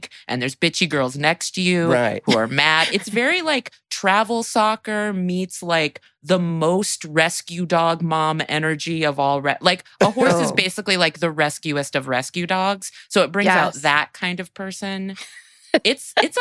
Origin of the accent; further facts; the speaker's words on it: Vacaville, California, United States; I grew up in Vacaville, California